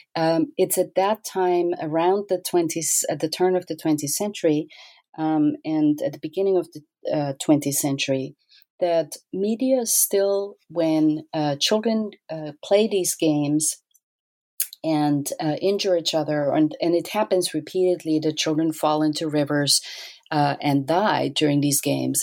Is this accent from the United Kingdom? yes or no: no; Austria; I grew up in Austria